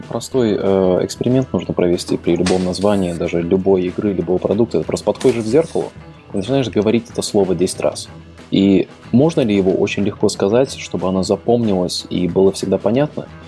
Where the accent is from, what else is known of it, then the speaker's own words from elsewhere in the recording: Latvia; я изначально из Латвии